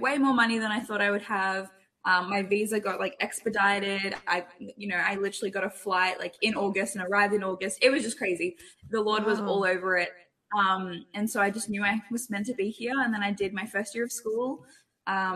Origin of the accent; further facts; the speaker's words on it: Australia; moved away as an adult; also born or lived in Toronto, Canada; now in California, United States; I'm Australian